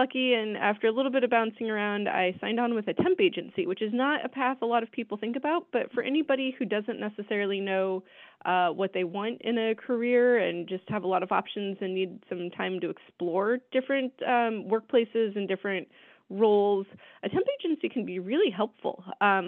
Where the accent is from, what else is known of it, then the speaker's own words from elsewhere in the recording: Canton, Illinois, United States; moved away as an adult; also born or lived in Columbia, Missouri; now in St. Louis, United States; I am originally from central Illinois in a smallish town called Canton. It's near Peoria.